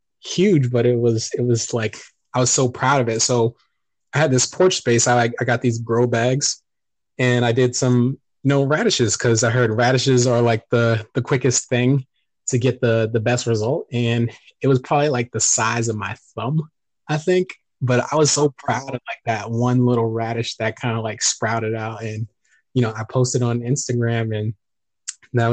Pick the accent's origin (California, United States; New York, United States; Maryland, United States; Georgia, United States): Maryland, United States; Montgomery County; also born or lived in Boston, Massachusetts; I grew up in the DMV, DC, Maryland, Virginia